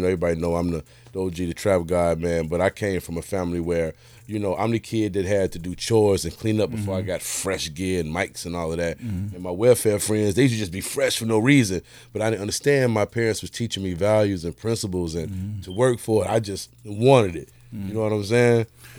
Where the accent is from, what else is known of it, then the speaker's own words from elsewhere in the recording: Chicago, Illinois, United States; born and raised in Chicago, you know. Born and started out on the east side, man, the Jeffrey Manor, you know what I'm saying, 1973. Moved to Inglewood in 84